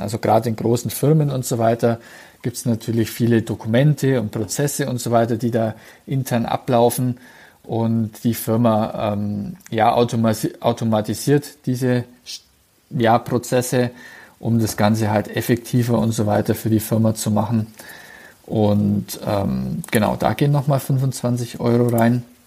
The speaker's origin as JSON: {"language": "German", "region": "Bavaria / Swabia", "country": "Germany", "said": "bei uns in Bayern bzw. in Schwaben"}